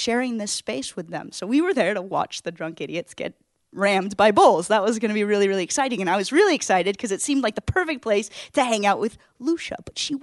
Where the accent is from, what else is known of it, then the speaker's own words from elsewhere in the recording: United States; I'm from America